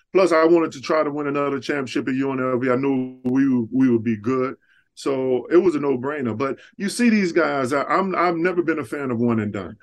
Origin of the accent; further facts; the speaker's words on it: Dallas, Texas, United States; moved away; I'm from Texas originally